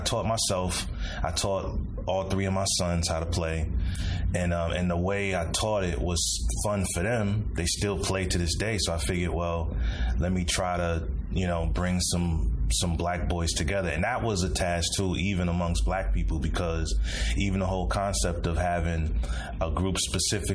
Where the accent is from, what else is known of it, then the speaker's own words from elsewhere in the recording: Chicago, Illinois, United States; I'm from Chicago, the South Side. Came up mostly in a single parent home